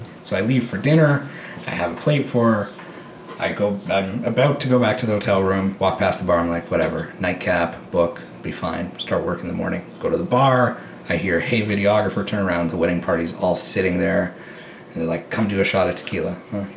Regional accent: Tillsonburg, Ontario, Canada; I'm born and raised in Tilsonburg

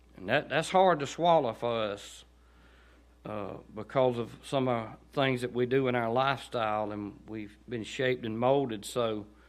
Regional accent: Chester, Georgia, United States; Growing up in Chester, I don't ever remember hearing the gospel

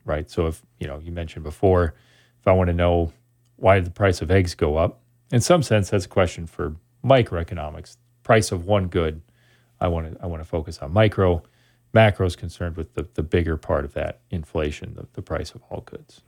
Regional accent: Sun Prairie, Wisconsin, United States; moved away as an adult; also born or lived in Oshkosh, Wisconsin / Montreal, Canada / Eau Claire, Wisconsin; I grew up in Sun Prairie, Wisconsin, outside of Madison.

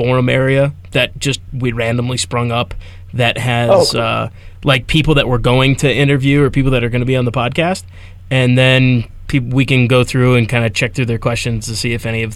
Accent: United States; I'm American.

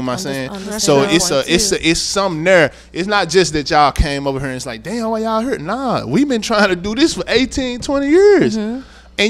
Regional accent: Southern United States, United States; I come from the South, like, so down there is way different.

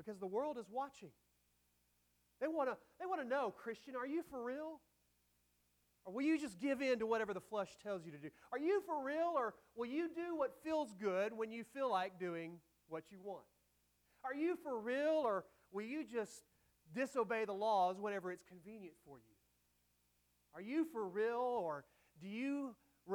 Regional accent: United States; I am an American citizen

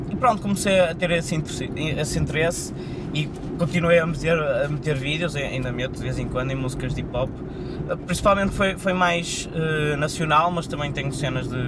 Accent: Porto, Norte, Portugal; eu sou do Porto

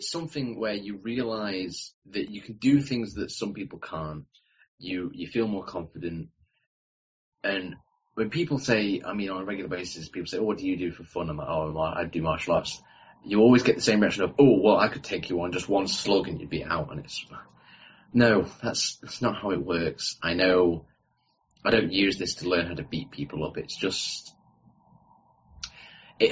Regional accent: United Kingdom; I'm from Britain, the United Kingdom

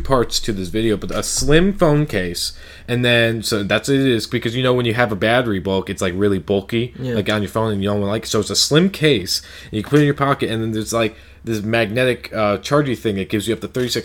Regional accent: United States; as an American

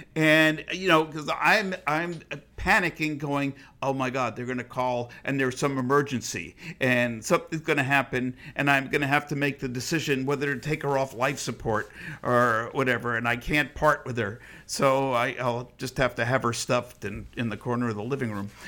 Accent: United States; I was proud to be an American

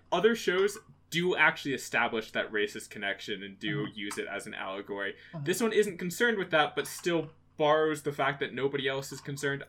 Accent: United States; as an American

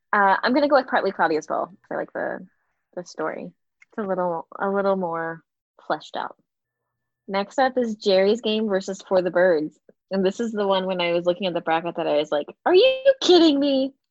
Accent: Galveston, Texas, United States; growing up in Galveston, the Gulf is brown

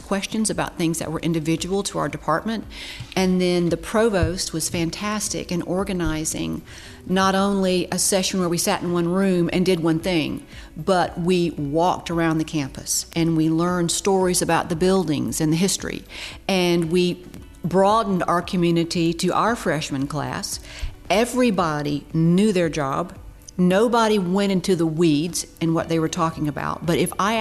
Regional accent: Albany, Georgia, United States; also born or lived in Mableton, Georgia; I grew up right in this area, graduated from Lee County High School

